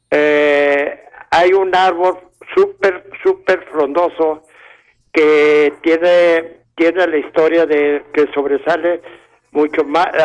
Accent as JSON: {"language": "Spanish", "region": "Durango", "country": "Mexico", "tie": "born or raised there", "moved": "yes", "lives_now": "Ciudad Juárez, Mexico"}